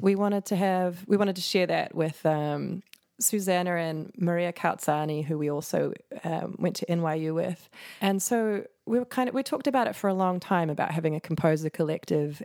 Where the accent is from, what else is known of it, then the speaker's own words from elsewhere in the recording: New Zealand; moved away; also born or lived in New York; I'm from New Zealand and you're never that far from the water